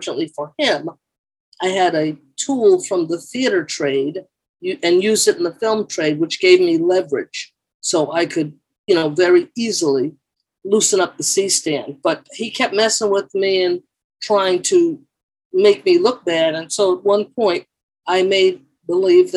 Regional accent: New York, United States; moved away; also born or lived in Englewood, New Jersey; I grew up in the East Bronx in New York

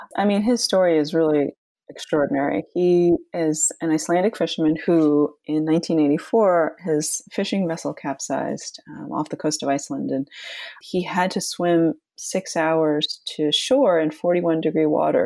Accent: Long Island, New York, United States; also born or lived in Flushing, Queens, New York; I was born in Flushing, and then we moved when I was school age to Long Island

